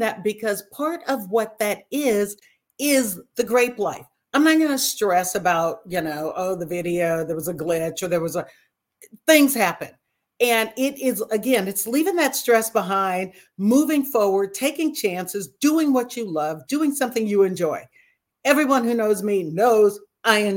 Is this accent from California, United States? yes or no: yes; Napa, California, United States; I grew up in the Napa area